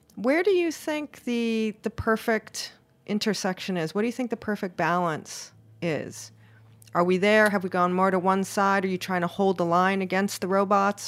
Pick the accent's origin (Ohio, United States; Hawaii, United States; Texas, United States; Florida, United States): Hawaii, United States; now in New York City, United States; I'm originally from Hawaii, so I like, I like warm apartment